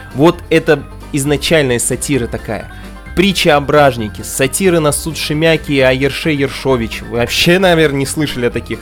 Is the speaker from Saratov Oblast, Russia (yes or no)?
yes; Saratov, Saratov Oblast, Russia; я родился в Саратове